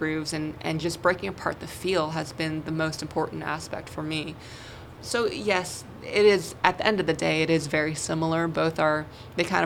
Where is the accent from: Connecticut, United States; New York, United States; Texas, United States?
New York, United States; New York City; now in Nashville, United States; I grew up in Brooklyn, New York.